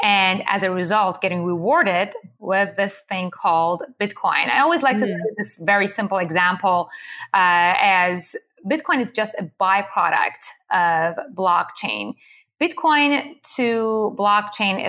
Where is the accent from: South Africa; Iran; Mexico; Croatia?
Iran; moved away; I was born and raised in Iran to a Jewish family